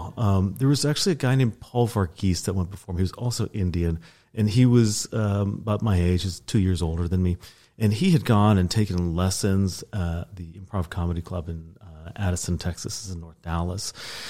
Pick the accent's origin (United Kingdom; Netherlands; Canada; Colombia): Netherlands; South Holland; also born or lived in Oklahoma, United States; Well, I was born in Oklahoma. I don't like to talk about that usually, but we moved to the Netherlands when I was a child. And so actually I lived outside of The Hague for several years.